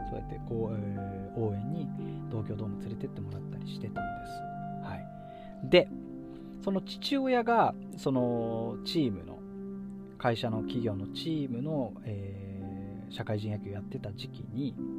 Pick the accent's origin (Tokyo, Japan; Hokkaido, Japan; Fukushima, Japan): Fukushima, Japan; 福島県の話なんですこれ 私の地元の話なんです